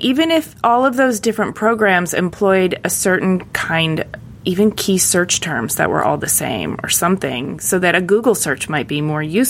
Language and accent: English; Michigan, United States; growing up in Michigan